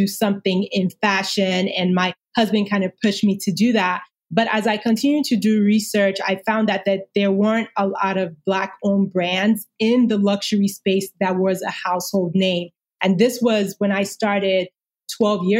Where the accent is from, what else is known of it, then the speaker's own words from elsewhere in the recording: Nigeria; moved away; growing up in Nigeria.